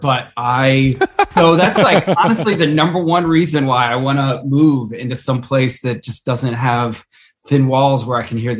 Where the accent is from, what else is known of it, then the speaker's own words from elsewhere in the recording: Maryland, United States; moved away; also born or lived in Atlanta; I'm from Maryland originally.